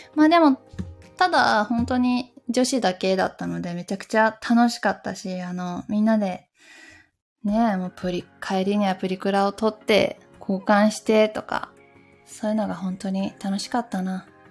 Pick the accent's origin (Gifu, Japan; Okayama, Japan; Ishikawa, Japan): Gifu, Japan; Takayama; now in Tokyo, Japan; 私の地元の岐阜県の高山市